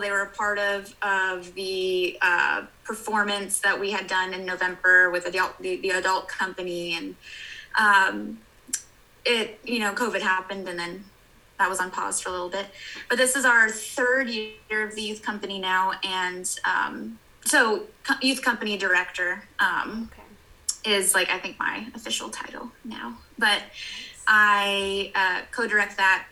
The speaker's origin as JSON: {"language": "English", "region": "Hawaii", "country": "United States", "tie": "born or raised there", "said": "I grew up in Hawaii"}